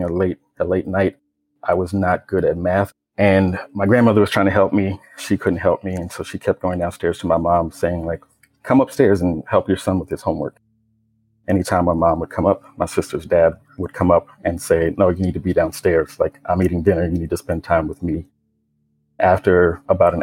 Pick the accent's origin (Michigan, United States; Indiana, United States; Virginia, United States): Virginia, United States; Richmond; I grew up in Richmond, Virginia, me living with my mom and my sister's dad and my grandmother